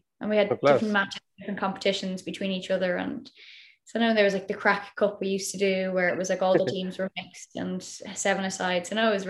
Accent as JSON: {"language": "English", "town": "Dublin", "region": "Leinster", "country": "Ireland", "said": "I'm from Slorgan, Dublin."}